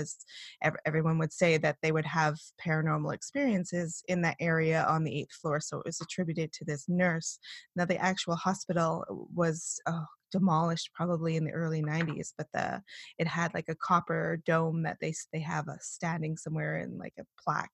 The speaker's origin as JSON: {"language": "English", "region": "East Coast of Canada", "country": "Canada", "tie": "born or raised there", "said": "I was born on the East Coast of Canada"}